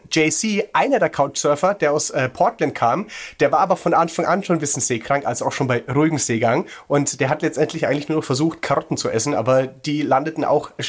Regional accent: Würzburg, Bavaria, Germany; ich komme ursprünglich aus Würzburg

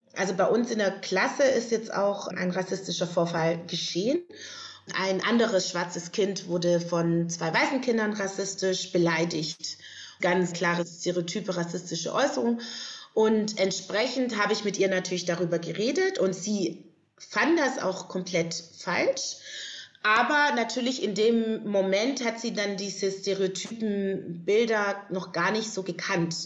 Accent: Stuttgart, Baden-Württemberg, Germany; moved away as an adult; now in Berlin, Germany; ich bin ja aus Stuttgart ursprünglich oder aus der Gegend

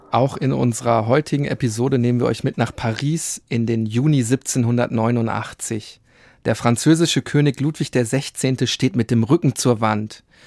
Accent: Germany; bei uns in Deutschland

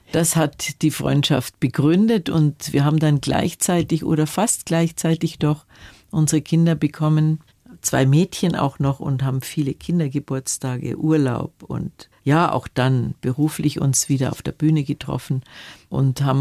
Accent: Munich, Bavaria, Germany; born there; Ich bin in Schwabing in geboren. Schwabing. Ja, die ersten fünf Jahre Schwabing

